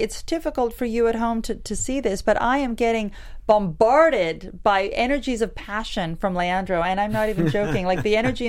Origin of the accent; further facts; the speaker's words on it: Canada; I'm Canadian as well